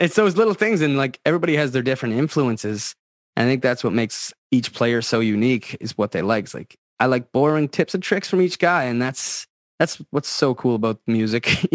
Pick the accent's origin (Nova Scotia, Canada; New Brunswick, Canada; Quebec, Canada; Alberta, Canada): Nova Scotia, Canada; Antigonish County; I grew up in Antigonish County